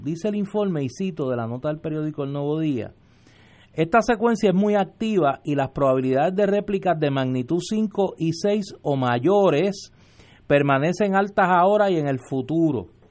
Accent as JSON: {"language": "Spanish", "country": "Puerto Rico", "said": "en Puerto Rico nosotros hemos vivido"}